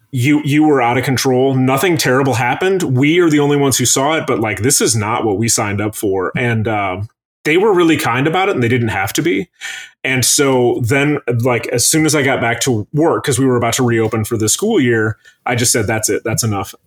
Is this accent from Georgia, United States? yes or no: no; Traverse City, Michigan, United States; moved away as an adult; now in Chicago, United States; somebody who was raised up there